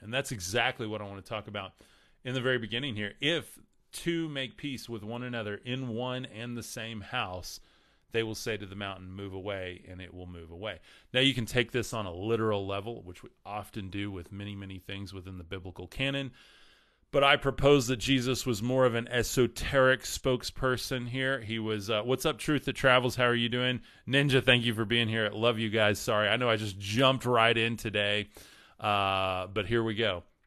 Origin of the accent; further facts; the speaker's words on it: Texas, United States; I'm from Texas